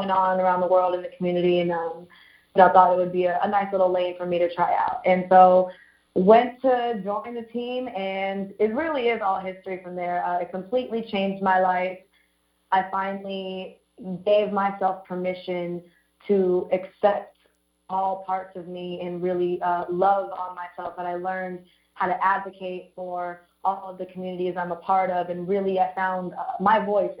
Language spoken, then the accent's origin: English; Orange County, California, United States; I lived in Orange County my entire life, grew up there